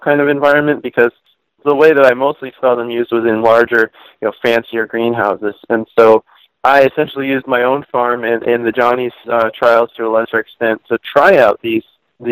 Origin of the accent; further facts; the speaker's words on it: Virginia, United States; moved away as an adult; also born or lived in Montreal, Canada / Pennsylvania; I grew up in Virginia, but my part of my family's from Pennsylvania